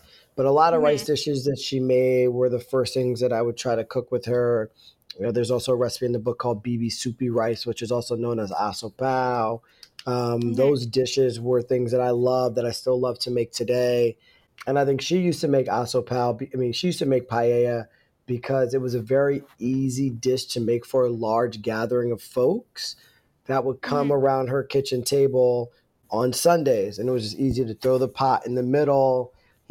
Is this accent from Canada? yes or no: no; Northeast Pennsylvania, United States; moved away; growing up in Northeast Pennsylvania.